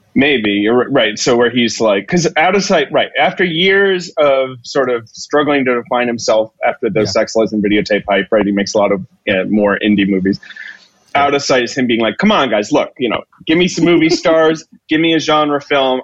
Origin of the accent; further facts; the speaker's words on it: United Kingdom; moved away; I grew up in Britain